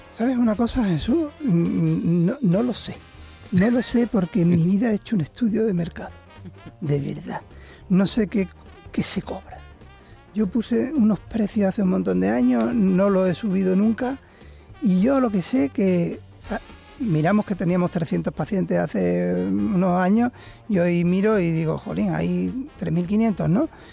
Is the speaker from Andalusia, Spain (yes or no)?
yes; Seville, Andalusia, Spain; Nunca abandoné Sevilla, soy sevillano